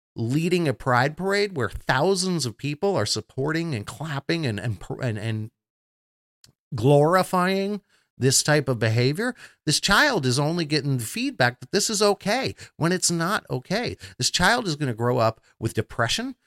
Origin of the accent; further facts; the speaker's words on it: Florida, United States; Florida, my home state